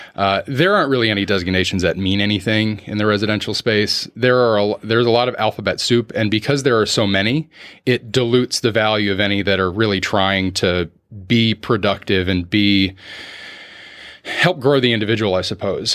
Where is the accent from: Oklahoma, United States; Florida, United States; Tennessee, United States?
Florida, United States; Orlando; also born or lived in Clermont, Florida; I'm one of the few born and raised in Orlando